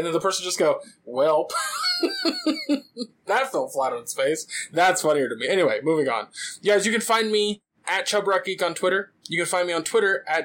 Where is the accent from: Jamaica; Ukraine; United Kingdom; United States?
United States; California; I'm Californian